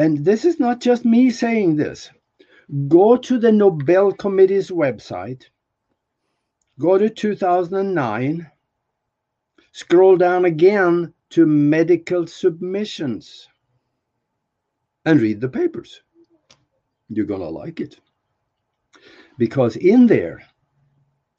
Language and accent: English; Norway; moved away; I'm from Norway